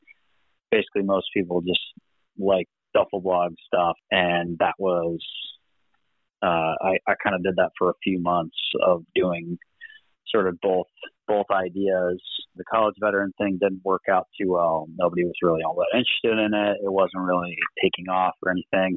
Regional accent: Connecticut, United States; I'm originally from Connecticut

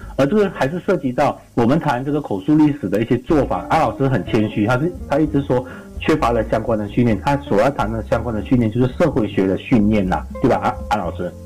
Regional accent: Yong Peng, Johor, Malaysia; 我的家乡就在永平

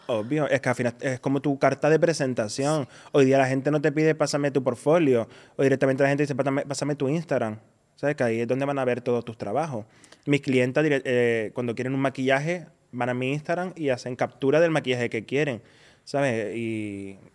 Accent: Spain

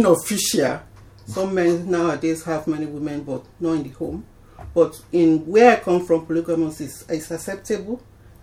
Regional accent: Ekiti, Nigeria; moved away as an adult; now in Essex, United Kingdom; I was born in Nigeria, in Ekiti State, Nigeria

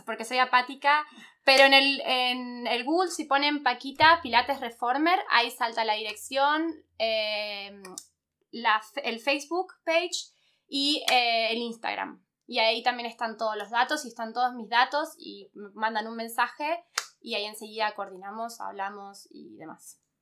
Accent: Buenos Aires, Argentina; moved away as an adult; now in Germany; Yo salí de Buenos Aires

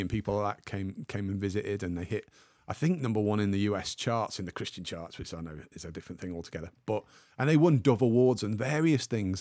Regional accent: the Midlands, England, United Kingdom; now in Manchester, United Kingdom; I was actually born in the Midlands, but now live in Manchester.

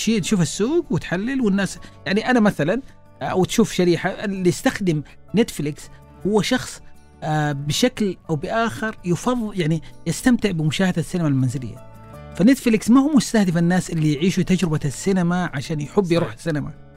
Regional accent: Saudi Arabia; عندنا في السعوديه

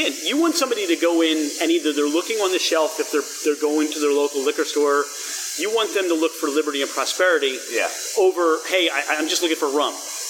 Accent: New Jersey, United States; I grew up in Jersey.

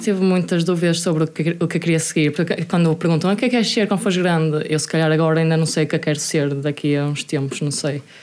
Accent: Vila Nova de Gaia, Norte, Portugal; also born or lived in Moselos, Santa Maria da Feira; now in Braga, Portugal; Nasci, sou natural de Mafamud, Vila Nova de Gaia

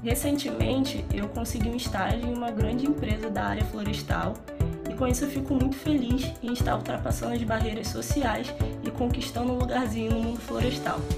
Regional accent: Nova Iguaçu, Rio de Janeiro, Brazil; moved away as an adult; sou natural da cidade do Rio de Janeiro, mas fui criada a vida toda em Nova Iguaçu

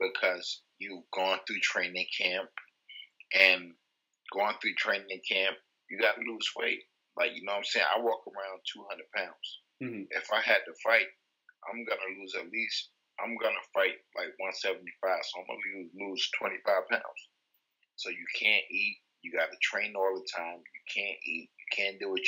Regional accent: New York, United States; also born or lived in Titusville, Florida; I'm from Florida. I'm from a town in Florida called Titusville, and I moved up to New York permanently when I was probably like 7, 8 years old

